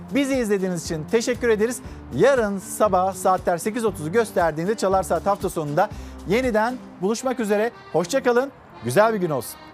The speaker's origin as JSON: {"language": "Turkish", "region": "Çanakkale", "country": "Turkey", "tie": "born or raised there", "moved": "yes", "said": "memleketim Çanakkale'ye"}